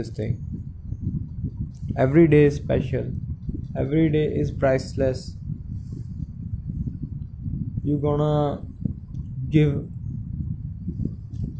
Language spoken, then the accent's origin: English; India; Definitely I'm Indian, I'm really proud of it